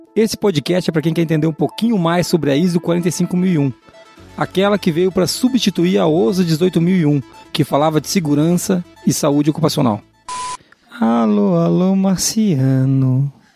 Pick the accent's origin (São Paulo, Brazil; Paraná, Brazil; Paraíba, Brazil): Paraná, Brazil; interior of; da onde eu vim, do interior do Paraná